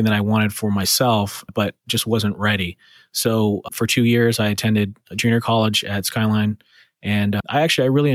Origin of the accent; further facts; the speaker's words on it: San Francisco, California, United States; I'm from San Francisco, born and raised